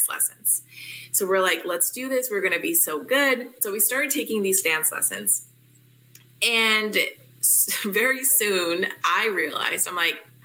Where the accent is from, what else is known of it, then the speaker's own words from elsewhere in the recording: Utah, United States; I am from Utah